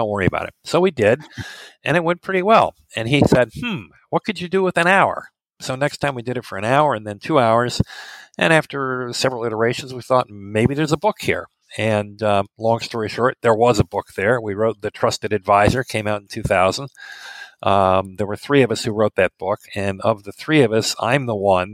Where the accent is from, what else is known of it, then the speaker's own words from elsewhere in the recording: Midwest, United States; also born or lived in New York City; I'm American, as you can tell already. I grew up in the Midwest here.